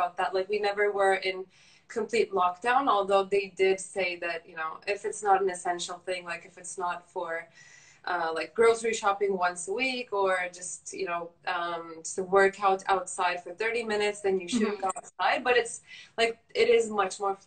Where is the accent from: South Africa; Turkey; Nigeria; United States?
Turkey; moved away as an adult; also born or lived in Canada; I'm from Turkey. I lived there for 18 years, then moved to Canada for university.